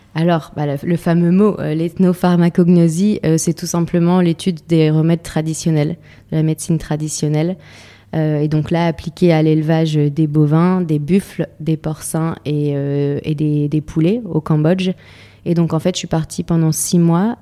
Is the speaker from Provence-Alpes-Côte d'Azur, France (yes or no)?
no; Lille, Hauts-de-France, France; moved away as an adult; also born or lived in Zambia / Pas-de-Calais; je suis de Lille, donc je suis une fille euh, citadine à la base